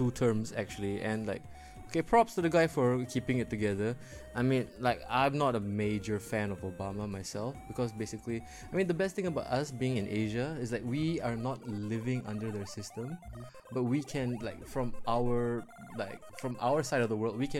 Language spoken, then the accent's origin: English; Midwest, United States; Oh, I'm from the Midwest.